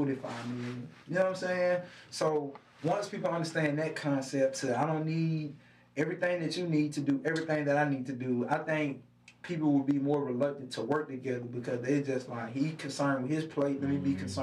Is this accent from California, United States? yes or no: no; Alabaster, Alabama, United States; I'm from Alabaster.